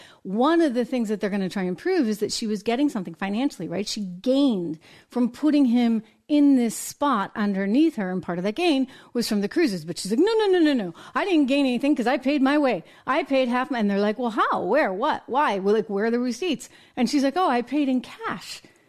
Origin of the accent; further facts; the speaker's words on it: United States; accent: American; Maybe it's just my American accent kicking in.